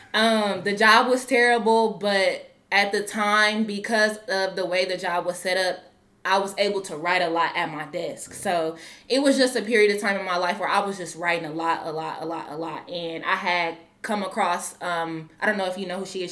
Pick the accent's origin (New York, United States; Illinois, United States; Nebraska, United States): Nebraska, United States; Omaha; moved away as an adult; now in Des Moines, United States; I'm originally from Omaha, Nebraska.